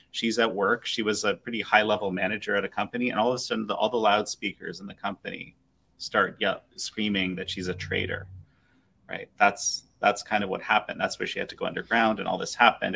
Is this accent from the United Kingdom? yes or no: no; Canada; I'm Canadian